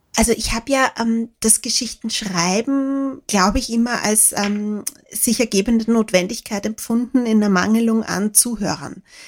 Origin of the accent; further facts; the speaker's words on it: Lower Austria, Austria; ich komme vom Land, ich komme aus einer Familie ohne Akademiker